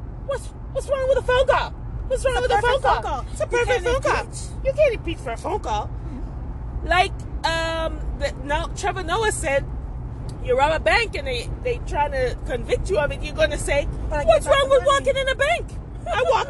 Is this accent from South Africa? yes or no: no; Jamaica; me never stop be Jamaican